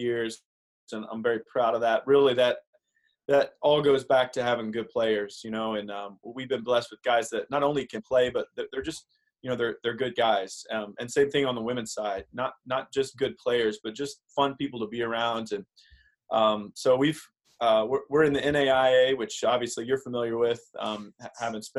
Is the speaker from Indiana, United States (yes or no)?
yes; Southern Indiana, United States; I grew up in Southern Indiana, not exactly a huge golf area